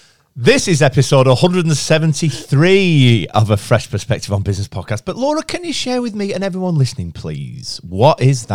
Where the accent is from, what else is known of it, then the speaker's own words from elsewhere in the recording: Chorley, North West England, United Kingdom; Thank you. … I'm 38 from Chorley.